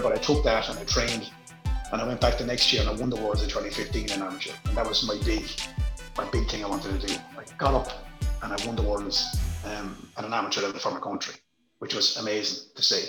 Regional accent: Ireland; I'm Irish.

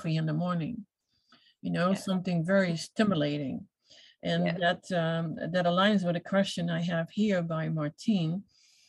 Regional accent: Netherlands; I come from the Netherlands, so I was a cheese eater big time

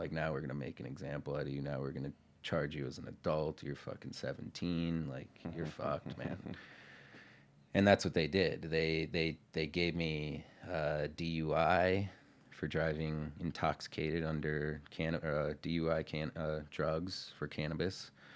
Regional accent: Marathon County, Wisconsin, United States; I'm from Marathon County

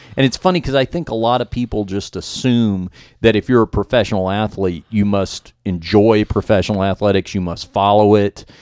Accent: Dallas, Texas, United States; my hometown of Dallas

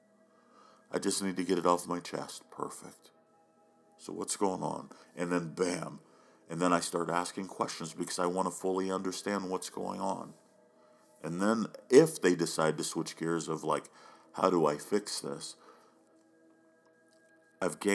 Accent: Oklahoma, United States; now in Oregon, United States; growing up in Oklahoma

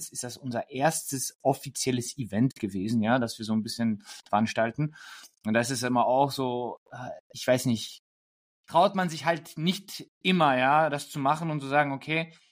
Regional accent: Germany; Wien ist wirklich schön, aber ich bin doch ein Deutscher, immer noch.

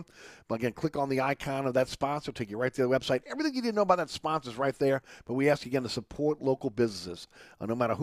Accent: New Orleans, Louisiana, United States; growing up in Uptown New Orleans

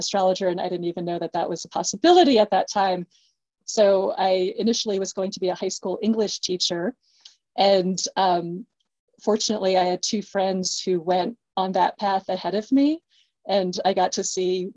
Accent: East Coast, United States; I'm from the East Coast

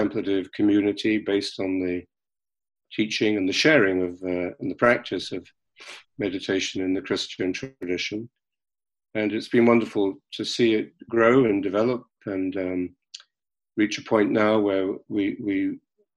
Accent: London, United Kingdom; I was born and brought up in London

